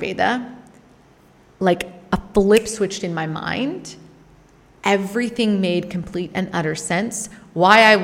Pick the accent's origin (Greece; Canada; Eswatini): Canada; growing up in Canada